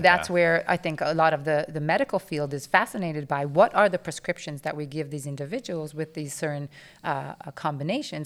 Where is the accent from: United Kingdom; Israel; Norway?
Israel; moved away; I grew up in Israel